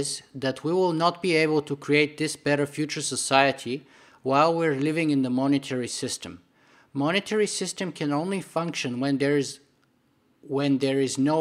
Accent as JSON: {"language": "English", "country": "Bulgaria", "tie": "born or raised there", "moved": "yes", "said": "I grew up in Bulgaria behind the Iron Curtain for the first 13 or 14 years of my life in communist Bulgaria."}